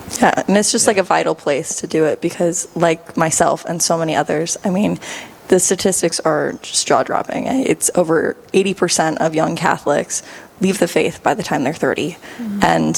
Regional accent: Mankato, Minnesota, United States; moved away as an adult; also born or lived in Rapid City, South Dakota; now in Dickinson, North Dakota, United States; I grew up in Mankato, Minnesota, from the area, and I also went to school at South Dakota Mines down in Rapid City, South Dakota.

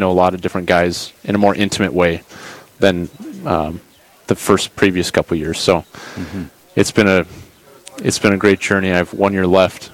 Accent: Bismarck, North Dakota, United States; I grew up in Bismarck

